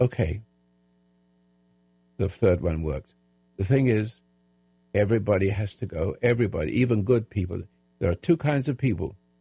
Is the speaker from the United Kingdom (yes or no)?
yes; England, United Kingdom; now in United States